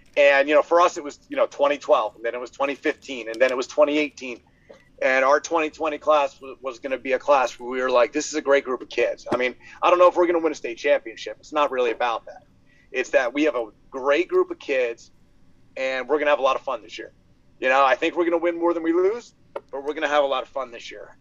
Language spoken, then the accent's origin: English; Mount Olive, United States; I grew up in Mount Olive